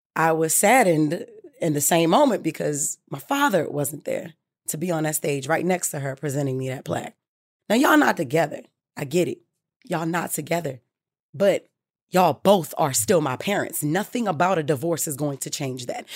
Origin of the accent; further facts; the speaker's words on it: Baltimore, Maryland, United States; I'm from Baltimore